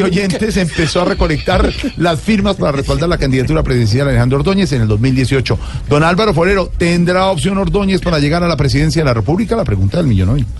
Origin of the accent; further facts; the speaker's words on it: Colombia; los colombianos